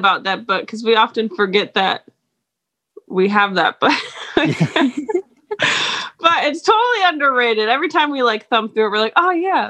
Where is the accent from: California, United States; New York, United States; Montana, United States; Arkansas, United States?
New York, United States; moved away as an adult; also born or lived in Utah / the West; So I'm originally from New York, stayed here up until I was 21, joined the church right before I turned 21, against my will, moved to Utah, was there for several years